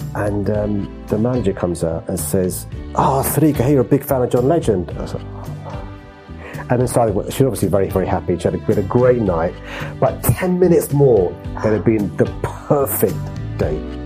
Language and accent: English; London, United Kingdom; I was born in St George's Hospital in Tooting. We lived on a council estate a mile up the road.